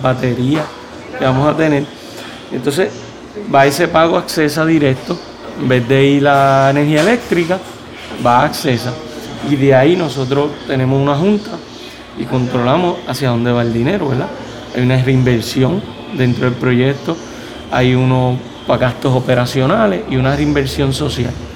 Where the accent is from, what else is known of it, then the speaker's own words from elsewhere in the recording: Adjuntas, Puerto Rico; somos íconos en nuestro pueblo